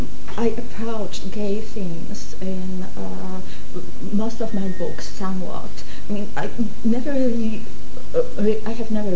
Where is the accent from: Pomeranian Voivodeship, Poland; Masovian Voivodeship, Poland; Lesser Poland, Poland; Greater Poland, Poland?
Pomeranian Voivodeship, Poland; Gdynia; born there; I was born in Gdynia.